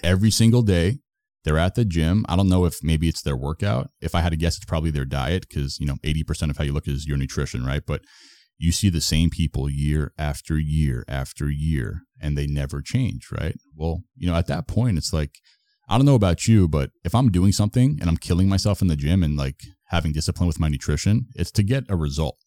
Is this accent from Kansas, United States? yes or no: no; Florida, United States; also born or lived in Toronto; I'm from Florida, but I was living in Toronto for, like, almost a year